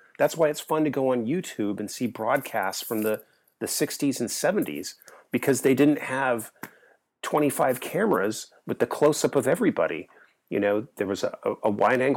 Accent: Bay Area, California, United States; growing up in the Bay Area

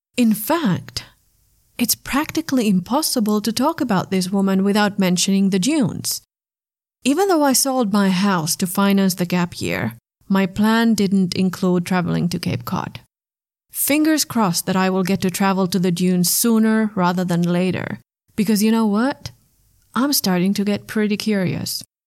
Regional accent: Finland; now in Germany; my home country

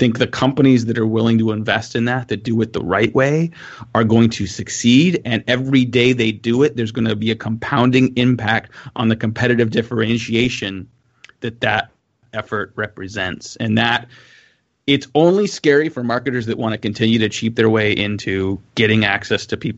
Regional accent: California, United States; I grew up in California

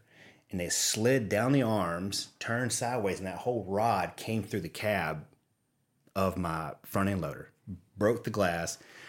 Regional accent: Watson, Louisiana, United States; So I grew up outside Baton Rouge in a parish. We have parishes in Louisiana, Livingston Parish, in a town called Watson. And there was one red light corner store.

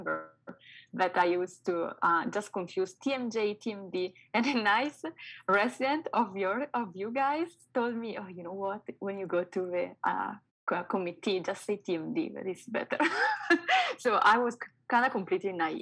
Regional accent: Italy; moved away; I come from Italy

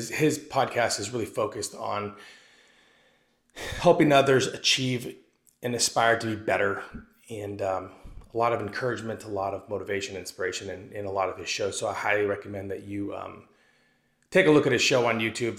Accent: Arizona, United States; moved away as an adult; also born or lived in East Coast, United States; I moved back to Arizona from the East Coast, where I was in the United States Army for about 8 or 9 years

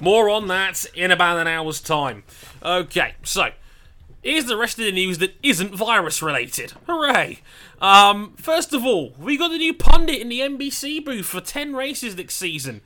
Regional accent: United Kingdom; being British

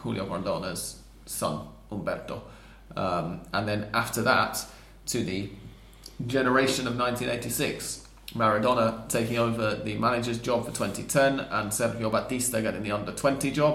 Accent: England, United Kingdom; moved away as an adult; now in Argentina; as an English person sort of 5 years ago, or before I moved here even

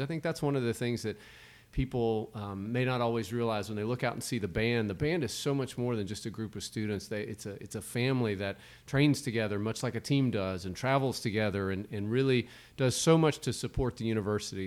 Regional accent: Starkville, Mississippi, United States; growing up in a college town

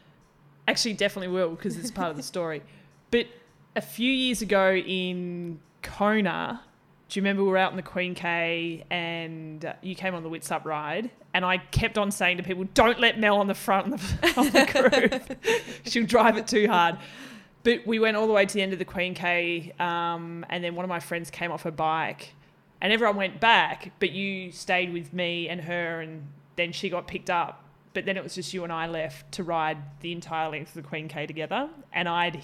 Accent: Tasmania, Australia; And then I grew up in Tassie, so that was a different ball game altogether.

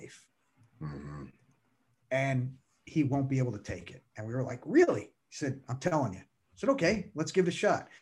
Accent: New York, United States; also born or lived in Bronx; I grew up in New York, lived in the Bronx for years

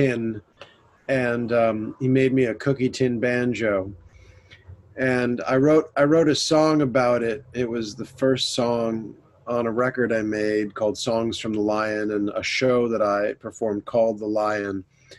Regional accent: United States; moved away as an adult; now in London, United Kingdom; I'm an American singer-songwriter, and I'm based now in September 2020 in London

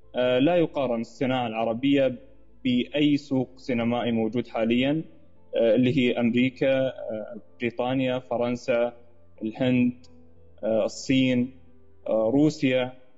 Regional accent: Saudi Arabia; إحنا أبناء البلد

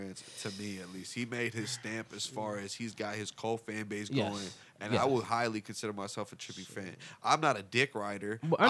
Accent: Cleveland, Ohio, United States; I was born in Cleveland

